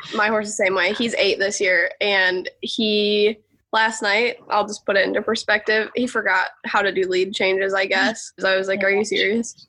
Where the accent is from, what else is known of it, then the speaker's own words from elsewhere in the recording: Alpena, Michigan, United States; moved away as an adult; now in Evansville, Indiana, United States; I'm from Alpena, Michigan, which okay. is like northeastern lower peninsula